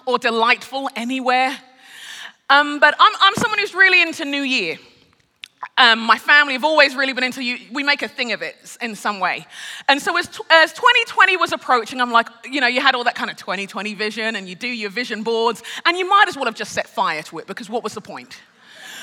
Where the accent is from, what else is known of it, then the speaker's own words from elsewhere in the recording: London, United Kingdom; moved away as an adult; now in Minneapolis, United States; I'm a Brit. I'm born and raised in London. I'm Nigerian. I'm a Yoruba Nigerian as well